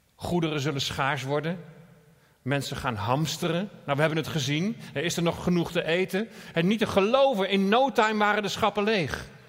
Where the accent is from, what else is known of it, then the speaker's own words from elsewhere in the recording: Netherlands; we als Nederlanders